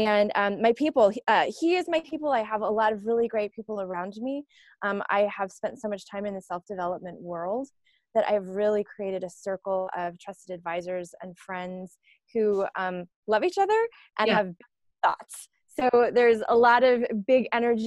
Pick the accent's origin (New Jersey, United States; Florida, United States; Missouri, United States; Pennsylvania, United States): Florida, United States; I grew up in Florida, grew up very poor